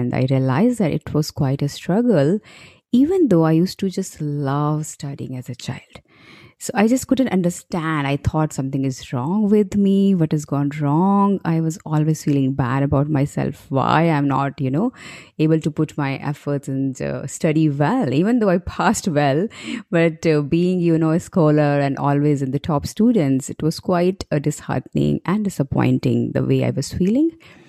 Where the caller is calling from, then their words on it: New Delhi, Delhi, India; I am calling from New Delhi, India